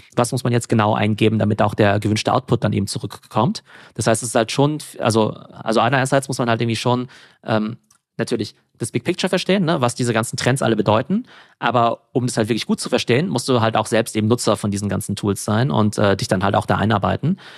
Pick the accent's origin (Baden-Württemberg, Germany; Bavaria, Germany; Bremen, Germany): Baden-Württemberg, Germany; Karlsruhe; also born or lived in Mannheim / France / England; im schönen Karlsruhe. Ja, das mhm. ist in äh, Baden-Württemberg